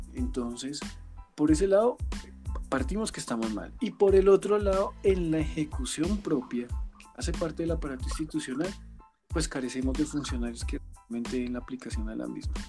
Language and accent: Spanish; Colombia; nos da como sociedad colombiana